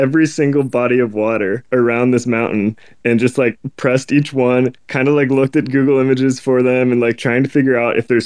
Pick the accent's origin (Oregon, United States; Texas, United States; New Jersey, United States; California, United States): Oregon, United States; Portland; born and raised in Portland, Oregon